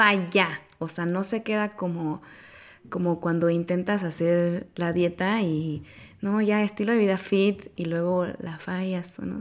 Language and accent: Spanish; Oaxaca, Mexico; moved away as an adult; now in Querétaro, Mexico; vivo en Querétaro desde hace cuatro años, pero yo soy de Oaxaca